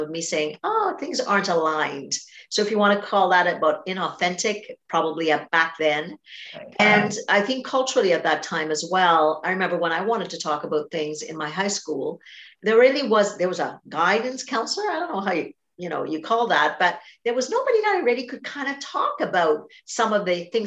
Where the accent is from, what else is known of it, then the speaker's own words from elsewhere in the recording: Trinidad & Tobago; I grew up in Trinidad and Tobago, a very big family, connected culture